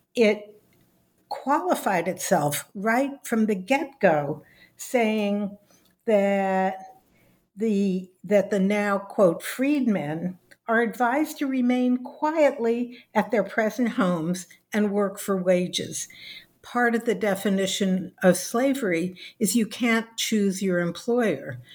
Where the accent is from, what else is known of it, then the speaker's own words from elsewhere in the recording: Los Angeles, California, United States; I was born in Los Angeles, California. I went through the public schools